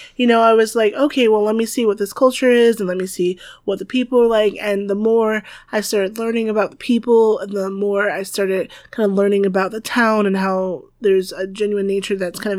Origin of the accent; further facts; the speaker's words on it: the South, United States; I'm from the South. We use lots of butter.